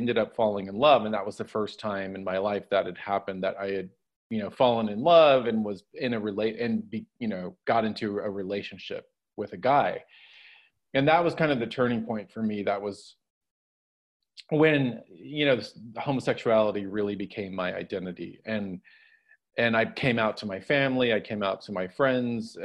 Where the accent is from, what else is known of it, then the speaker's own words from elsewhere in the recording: Dallas, Texas, United States; I grew up in Dallas, Texas, in a large Roman Catholic family